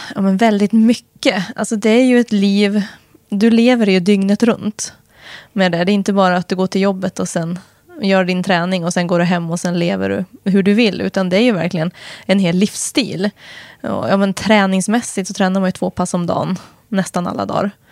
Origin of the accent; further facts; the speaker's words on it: Helgum, Västernorrland County, Sweden; now in Östersund, Sweden; Jag har trivs bra hemma i Helgum naturligtvis, mina föräldrar, jag fortfarande. Det kommer alltid vara hemma, även om jag aldrig mer kommer bo där